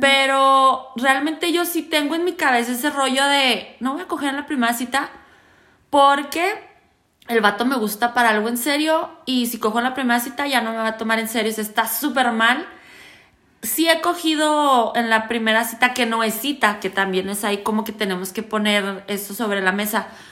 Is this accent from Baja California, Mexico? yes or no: no; Ciudad Juárez, Chihuahua, Mexico; yo soy de Juárez.